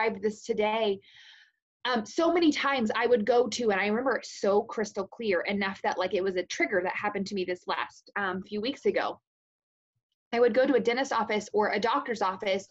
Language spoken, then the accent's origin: English; Casey, Illinois, United States; born or raised there; now in Greenup, United States